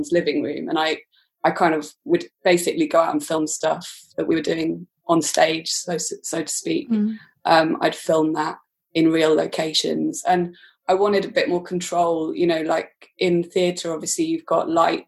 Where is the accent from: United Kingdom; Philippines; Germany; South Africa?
United Kingdom; Aberystwyth, Wales; moved away as an adult; also born or lived in London; Coleg Ceredigion, which is in Aberystwyth, where I grew up in Wales